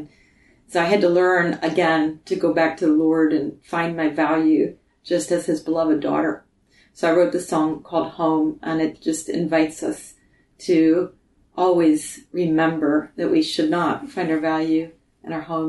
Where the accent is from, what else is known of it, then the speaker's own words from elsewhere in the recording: Michigan, United States; Originally I was recording in my hometown in Michigan